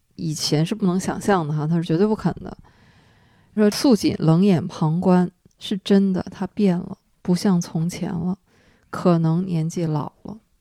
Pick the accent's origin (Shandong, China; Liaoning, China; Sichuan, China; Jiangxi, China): Liaoning, China; Dalian; 我在海边儿长大，我是知道海边儿是缺水的。大连那个时候，我小的时候停水就是家常便饭，提着桶去附近哪儿有水，接水这种情况都是有的